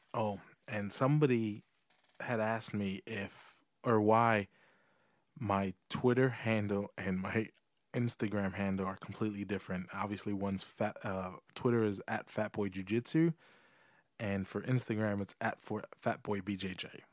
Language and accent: English; United States; I'm American